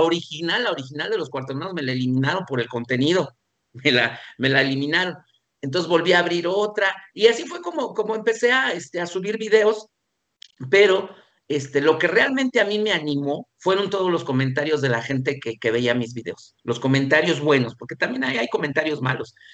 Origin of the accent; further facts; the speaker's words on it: Mexico; así como somos los mexicanos